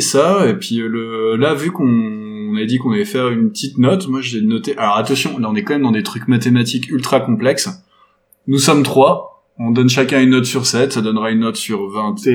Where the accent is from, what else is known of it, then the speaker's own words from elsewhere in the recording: France; en tant que Français